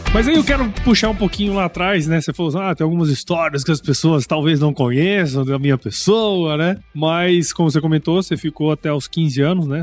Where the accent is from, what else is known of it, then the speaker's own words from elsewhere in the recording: Mato Grosso, Brazil; moved away as an adult; also born or lived in Piracicaba; eu morei a minha infância inteira em Mato Grosso